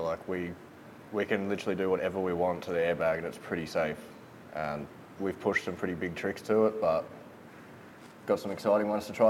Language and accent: English; Sunshine Coast, Queensland, Australia; I grew up on the Sunshine Coast